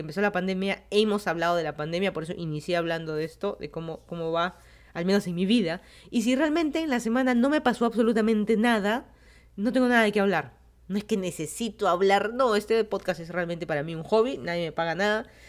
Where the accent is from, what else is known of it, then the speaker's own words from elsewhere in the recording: Lima, Peru; moved away as an adult; also born or lived in Miami, United States / Fairfax County, Virginia, United States; now in Virginia, United States; yo soy de Lima, Perú. Me mudé a Estados Unidos hace como 5 años.